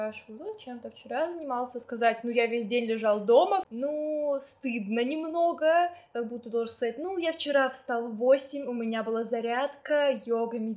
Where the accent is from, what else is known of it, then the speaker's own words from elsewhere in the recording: Tomsk, Tomsk Oblast, Russia; born there; ну я родилась в Томске, у меня там большинство родственников